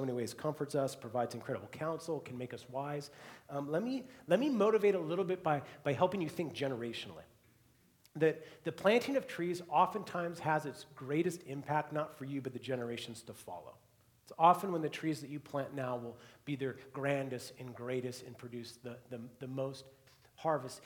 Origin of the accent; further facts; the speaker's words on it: Seattle, Washington, United States; growing up in the Seattle area